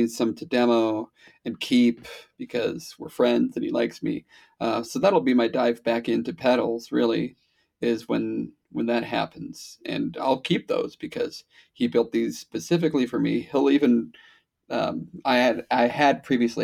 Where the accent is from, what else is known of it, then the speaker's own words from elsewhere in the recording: Wisconsin, United States; I'm from Wisconsin